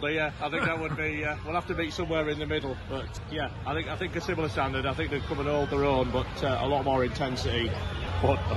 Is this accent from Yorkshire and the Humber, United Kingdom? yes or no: yes; Yorkshire and the Humber, United Kingdom; I am from Yorkshire